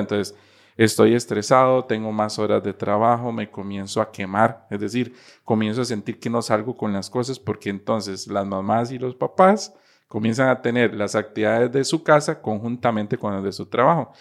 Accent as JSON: {"language": "Spanish", "country": "Costa Rica", "said": "como costarricense"}